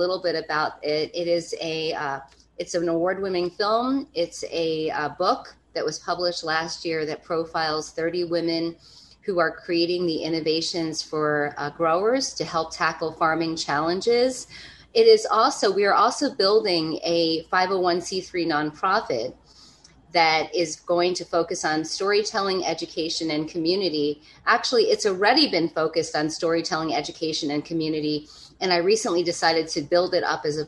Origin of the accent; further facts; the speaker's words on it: East Coast, United States; also born or lived in Hudson Valley, New York; I come from the East Coast.